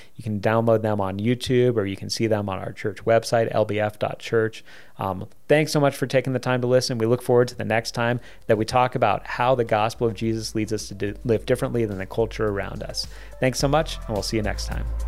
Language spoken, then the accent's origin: English; United States; us as American Christians